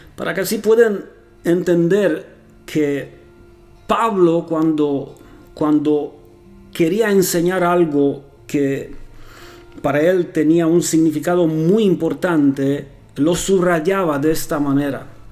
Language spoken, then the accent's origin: Spanish; Romania; also born or lived in Costa Rica; now in Transylvania, Romania; soy rumano